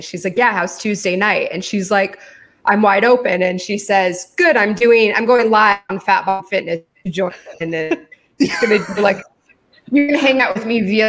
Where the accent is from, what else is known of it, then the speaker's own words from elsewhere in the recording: Michigan, United States; I'm from Michigan and I know exactly what you're talking about.